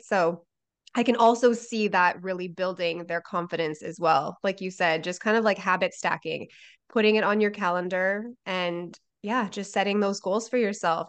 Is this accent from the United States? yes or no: no; Canada; I'm from Canada